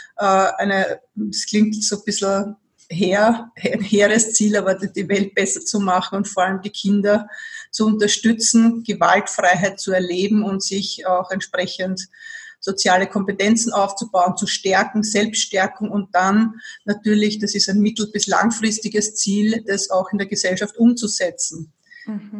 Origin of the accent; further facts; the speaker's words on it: Vienna, Austria; also born or lived in Burgenland; für mich als Wienerin